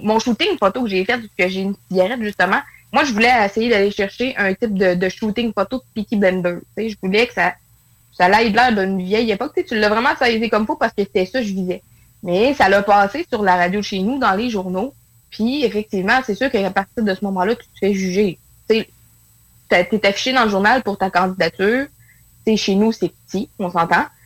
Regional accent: northern Quebec, Canada; je suis dans le nord du Québec.

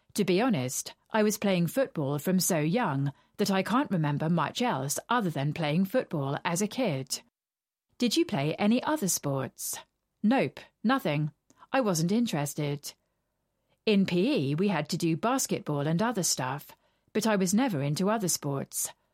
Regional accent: Motherwell, Scotland, United Kingdom; moved away as an adult; also born or lived in Douglas, Isle of Man; now in London, United Kingdom; I was born in Douglas, Isle of Man, but I moved to Motherwell really young. We stayed in a tower block in Muirhouse.

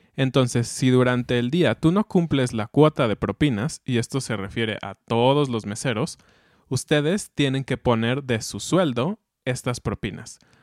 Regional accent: Mexico; como mexicanos

